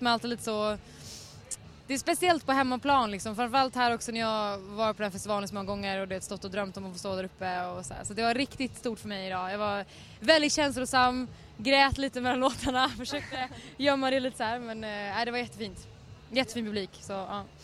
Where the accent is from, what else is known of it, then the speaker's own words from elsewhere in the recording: Stockholm, Stockholm County, Sweden; jag är från Stockholm